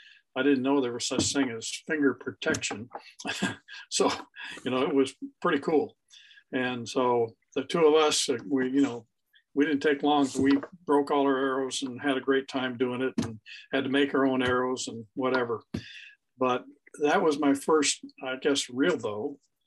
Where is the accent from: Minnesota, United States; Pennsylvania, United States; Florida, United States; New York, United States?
Minnesota, United States; moved away; also born or lived in Mankato, Minnesota / Arizona; I was born in Minnesota, and my dad and mom were, you know, born and raised in North Home, Minnesota.